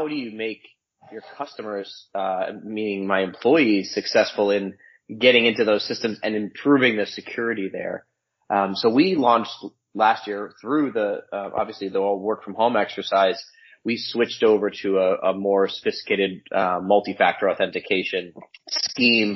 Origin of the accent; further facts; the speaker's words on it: United States; also born or lived in New Jersey; now in Connecticut, United States; I'm a transplant. My wife's from here. I'm from New York, New Jersey.